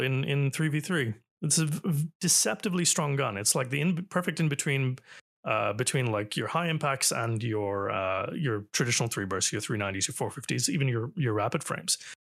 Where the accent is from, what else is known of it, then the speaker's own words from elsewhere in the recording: Toronto, Ontario, Canada; Canada. Toronto